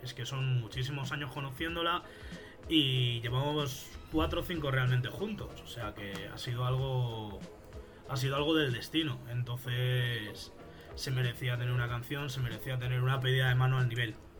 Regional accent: Fuenlabrada, Community of Madrid, Spain; soy de España, soy de Madrid, de una ciudad que está cerca de Madrid que se llama Fuenlabrada

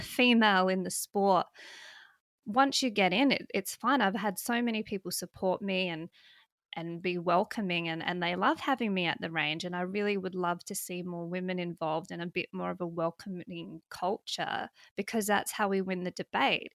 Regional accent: South Australia, Australia; moved away as an adult; now in Western Australia, Australia; I'm from South Australia

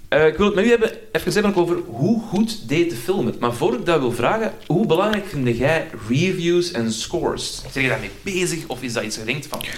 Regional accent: Antwerp area, Flanders, Belgium; ik ben zelf ook uit het Antwerpse

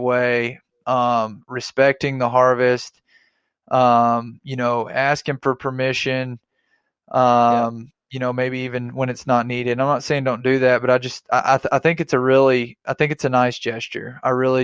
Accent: Arkansas, United States; I'm from Arkansas.

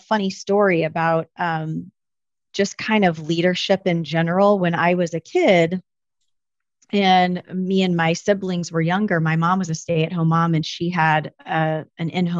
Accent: a small town in Southern Illinois, United States; moved away as an adult; now in Springfield, United States; I am from a small town in Southern Illinois

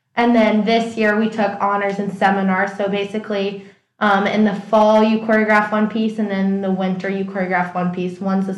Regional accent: Winnetka, Illinois, United States; I am a four-year senior from CL Dorm. I am from Winnetka, Illinois, a suburb outside of Chicago

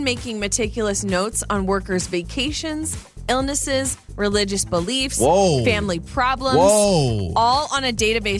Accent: Idaho, United States; also born or lived in Phoenix, Arizona; So I grew up in Idaho, but when I was a little girl, I mean, I was born in Phoenix, and so I lived in the desert for a few years.

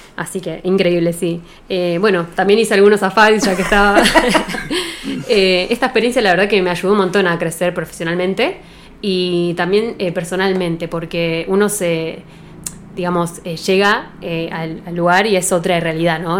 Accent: Bariloche, Río Negro, Argentina; now in Dina Huapi, Argentina; nací acá en Bariloche, soy nacida y criada

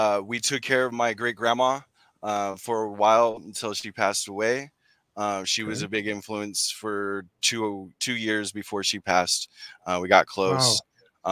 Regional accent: Sacramento, California, United States; I was born in Sacramento, California, NorCal

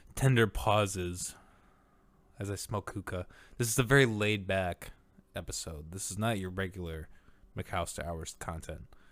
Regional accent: Orange City, Iowa, United States; I grew up in Orange City, Iowa

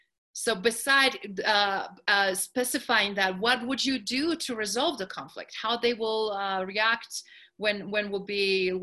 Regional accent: New York, United States; And being New Yorker, and I mean being European, I'm like that directness approach is like, yeah, we can be diplomatic

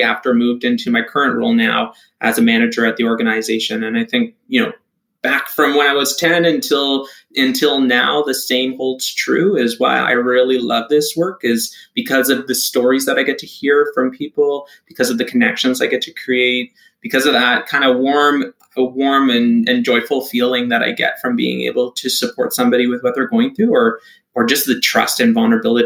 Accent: Toronto, Ontario, Canada; I grew up and I was born and raised in Toronto.

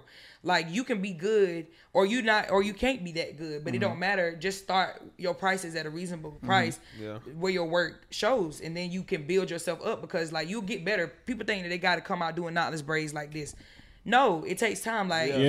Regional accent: Statesboro, Georgia, United States; now in Atlanta, United States; Say about coming up here, living in Atlanta too, because I'm from Statesboro, Georgia, country small town.

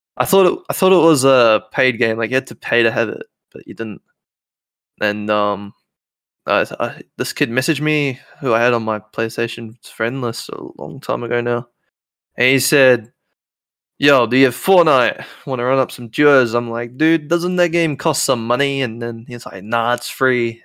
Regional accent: New Zealand; I'm nineteen, I'm from New Zealand

